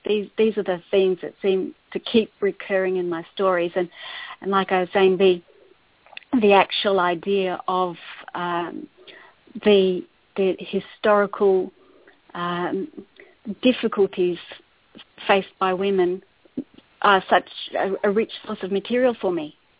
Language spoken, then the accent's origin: English; Adelaide, South Australia, Australia; moved away as an adult; also born or lived in Botswana; I was a journalist for a number of years on the Adelaide Advertiser, my hometown